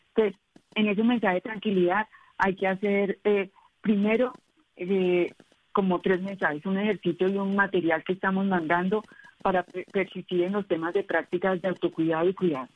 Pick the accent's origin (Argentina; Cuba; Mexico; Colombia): Colombia